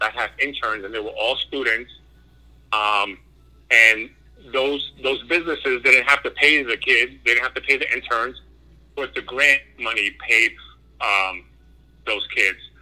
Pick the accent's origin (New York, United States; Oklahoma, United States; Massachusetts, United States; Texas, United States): New York, United States; New York City; I'm originally from New York City, mm-hmm. uh, in the in the Bronx